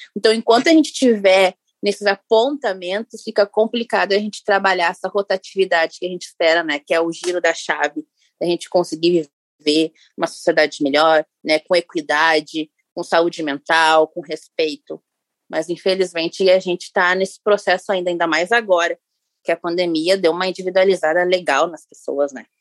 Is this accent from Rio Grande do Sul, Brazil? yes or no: yes; Rio Grande do Sul, Brazil; aqui em Porto Alegre, sou gaúcha